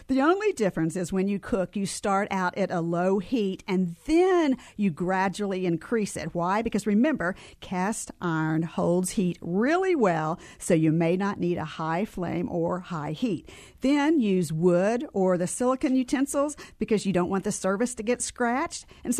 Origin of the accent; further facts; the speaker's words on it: Tennessee, United States; I grew up in Tennessee.